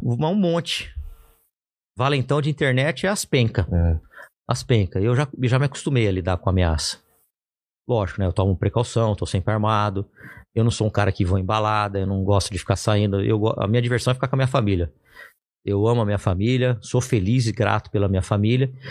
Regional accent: Ribeirão Preto, São Paulo, Brazil; eu sou de Ribeirão Preto

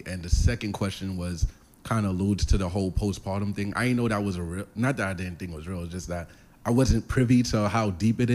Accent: New York City, New York, United States; I'm from Brooklyn

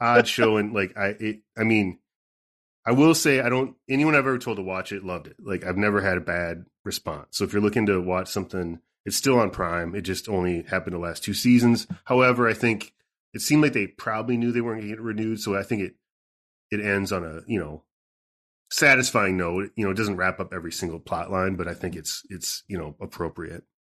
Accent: southern Minnesota, United States; where I grew up, I mean, in southern Minnesota

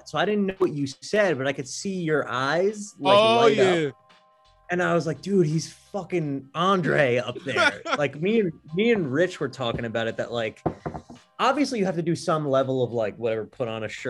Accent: Kentucky, United States; born there; So I was born in Kentucky.

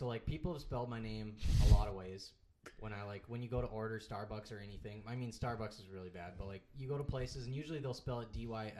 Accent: Minnesota, United States; where the fuck are you from? And I was like, Minnesota?

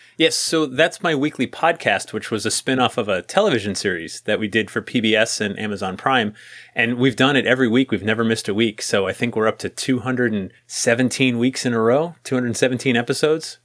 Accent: New England, United States; growing up in New England there's some really old houses around

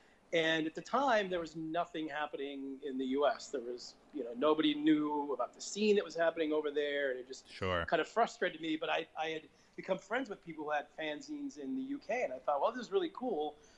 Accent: Los Angeles, California, United States; I grew up in Los Angeles, and we had a bunch of record stores there.

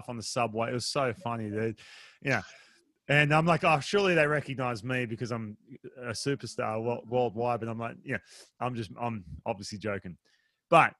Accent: Australia; I'm from Australia.

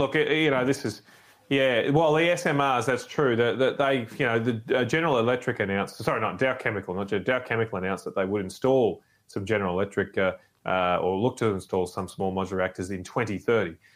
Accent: Brisbane, Queensland, Australia; I grew up in Brisbane of the 1980s

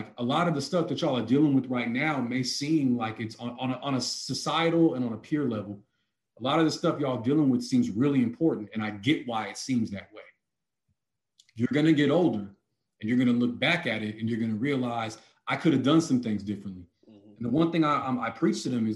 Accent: the Bay Area, California, United States; We're from the Bay

